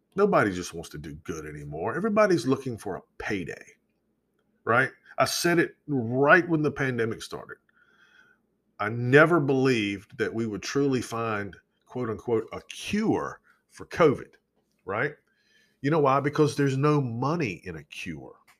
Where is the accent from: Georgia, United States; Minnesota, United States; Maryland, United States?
Georgia, United States; where I grew up in Georgia